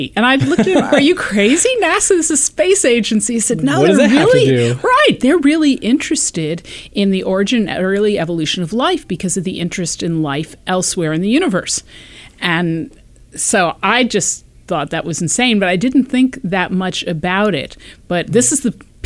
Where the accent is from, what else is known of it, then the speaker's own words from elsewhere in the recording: Connecticut, United States; also born or lived in New York; now in California, United States; I grew up in Connecticut.